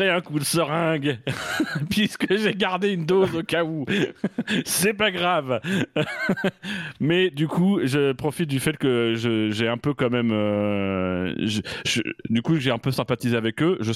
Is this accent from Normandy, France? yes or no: yes; Normandy, France; Ça tombe bien, je suis normand.